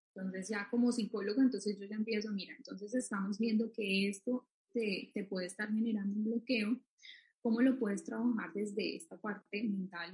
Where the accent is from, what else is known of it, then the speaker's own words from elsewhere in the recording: Colombia; en mi país, pues Colombia